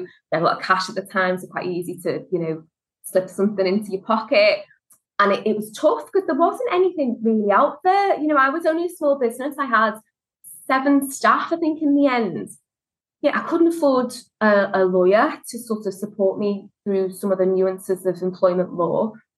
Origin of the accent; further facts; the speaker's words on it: Liverpool, North West England, United Kingdom; as you can tell from the accent, I'm from Liverpool, and Scousers like to look after themselves